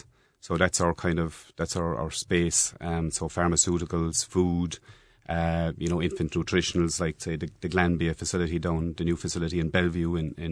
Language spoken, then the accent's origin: English; Bear Island, Ireland; I grew up in Bear Island. My mother was local primary school teacher.